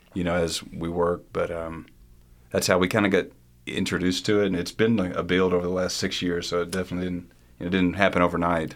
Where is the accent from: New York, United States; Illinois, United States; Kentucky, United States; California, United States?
Kentucky, United States; Morehead; growing up in Eastern Kentucky